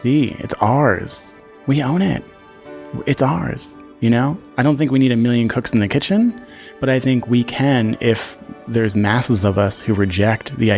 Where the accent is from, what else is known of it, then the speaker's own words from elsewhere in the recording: Philadelphia, Pennsylvania, United States; I grew up on Belgrade Street between Norris and Susquehanna.